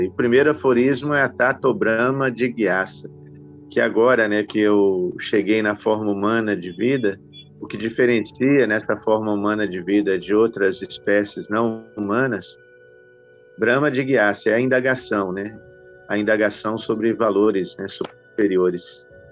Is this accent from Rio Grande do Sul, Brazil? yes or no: no; Belo Horizonte, Minas Gerais, Brazil; now in Nova Gokula, Brazil; eu sou mineiro né, de Belo Horizonte